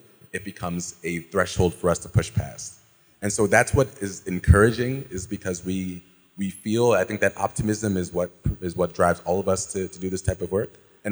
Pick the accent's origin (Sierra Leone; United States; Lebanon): Sierra Leone; I'm from Sierra Leone